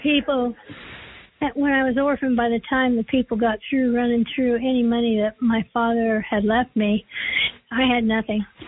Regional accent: Los Angeles, California, United States; I was born and raised in Hollywood

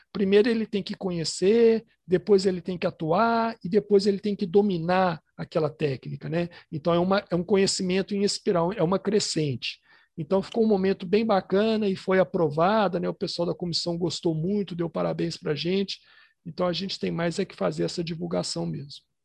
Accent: Ipatinga, Minas Gerais, Brazil; now in Belo Horizonte, Brazil; A gente morava em Patinga, eu nasci em Patinga, que é uma cidade do interior aqui de Minas

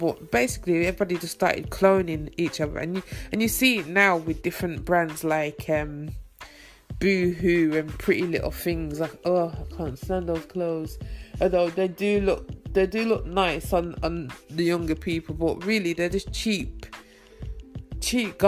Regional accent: Birmingham, West Midlands, United Kingdom; moved away as an adult; also born or lived in East London; now in London, United Kingdom; my hometown, Birmingham.

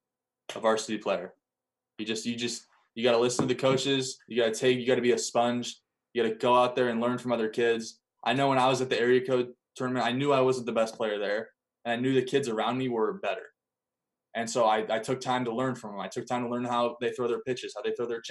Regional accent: California, United States; moved away as an adult; now in Ellensburg, United States; I'm glad I grew up in California

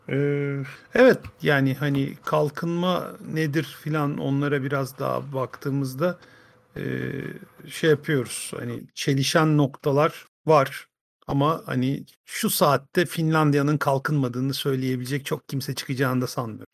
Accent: Fındıklı, Rize Province, Turkey; Rize'den, Rize Fındıklı'dan.

